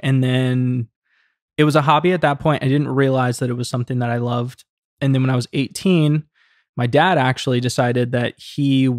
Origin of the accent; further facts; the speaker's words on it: Savannah, Georgia, United States; So I decided to just take a bunch of footage on the drone of my hometown, Savannah, Georgia. That's where I grew up.